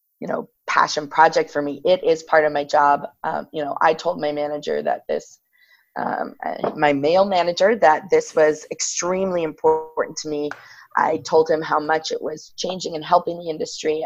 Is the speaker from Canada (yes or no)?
no; Ireland; I grew up in Ireland